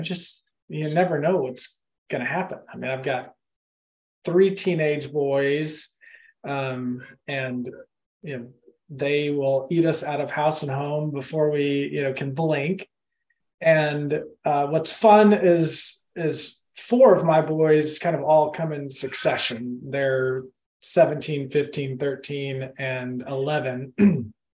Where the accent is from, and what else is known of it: Austin, Texas, United States; born or raised there; also born or lived in Oklahoma / Madrid, Spain; now in Augusta, United States